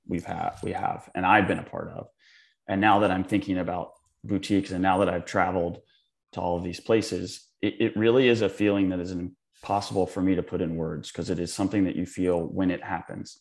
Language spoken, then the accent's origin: English; Charleston, South Carolina, United States; also born or lived in West Virginia; now in New York, United States; I'm from Charleston, born in West Virginia in Mid-Atlantic, um, but live in New York